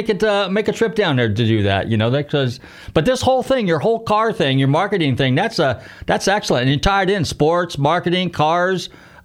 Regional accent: Marin County, California, United States; now in South Florida, United States; I'm a Northern California kid. I'm from Marin County, north of the Bay Area.

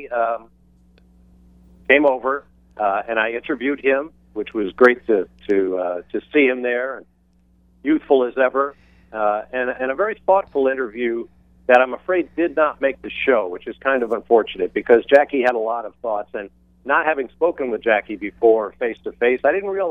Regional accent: Atlanta, Georgia, United States; my hometown of Atlanta

